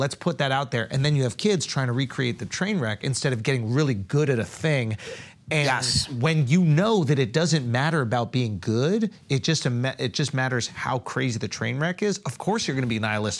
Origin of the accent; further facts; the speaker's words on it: New York, United States; growing up in New York